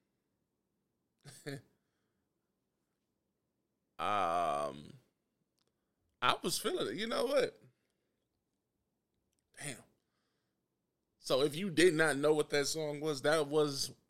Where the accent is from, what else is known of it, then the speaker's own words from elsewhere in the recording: Durham, North Carolina, United States; I'm from Durham, North Carolina, and that's where Duke's at.